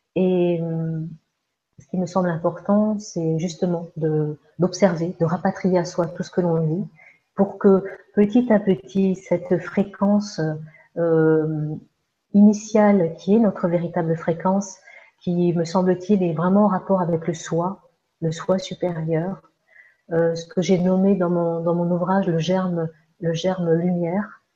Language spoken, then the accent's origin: French; Alsace, Grand Est, France; moved away as an adult; also born or lived in Andalusia / Egypt; now in Ariège, France; je suis née donc en France, en Alsace